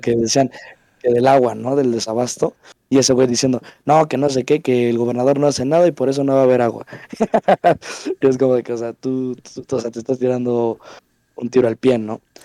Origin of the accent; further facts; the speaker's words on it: Mexico; yo lo digo como mexicano